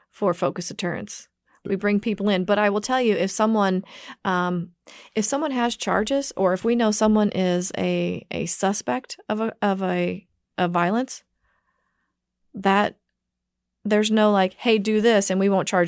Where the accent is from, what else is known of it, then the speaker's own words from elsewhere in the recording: Kansas City, Kansas, United States; I grew up in Kansas City, Kansas